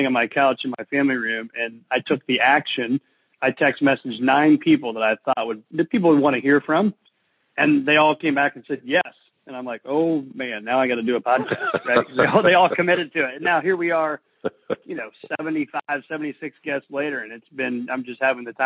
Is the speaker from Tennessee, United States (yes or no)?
no; Mattoon, Illinois, United States; I'm a guy from Mattoon, Illinois, right? Small town in Illinois, went to Eastern Illinois University.